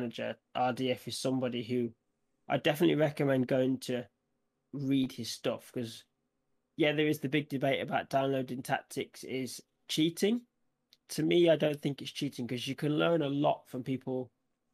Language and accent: English; United Kingdom; I'm from the Midlands